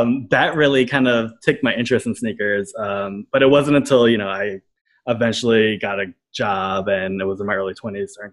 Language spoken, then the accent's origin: English; New York City, New York, United States; the environment I grew up in. So I'm from Brooklyn, and a neighborhood called Coney Island